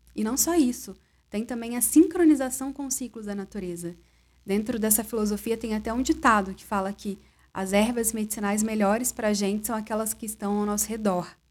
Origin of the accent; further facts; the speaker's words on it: interior of Rio de Janeiro state, Brazil; now in São Paulo, Brazil; lá na minha cidade, que é no interior do Rio, e é onde a minha mãe ainda mora